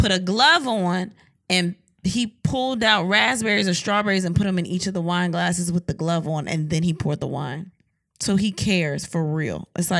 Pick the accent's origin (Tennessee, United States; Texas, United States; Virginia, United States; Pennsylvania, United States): Virginia, United States; I am from Virginia